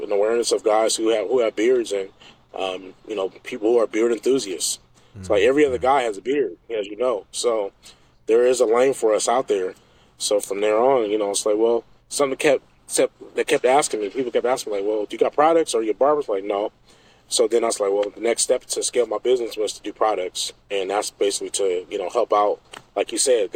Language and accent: English; Portland, Oregon, United States; also born or lived in Omaha, Nebraska; Portland, Oregon. So I grew up here, but I'm not raised. I wasn't born here. So I was born in Omaha, Nebraska.